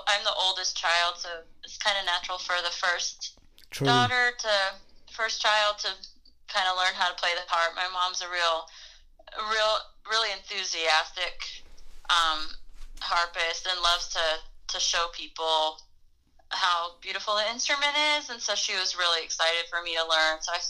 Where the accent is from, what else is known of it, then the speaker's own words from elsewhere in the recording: Asheville, North Carolina, United States; also born or lived in Cleveland County, North Carolina; now in Los Angeles, United States; I grew up in Asheville when I was a child. And then we moved to Cleveland County, in 1991, when I was 11.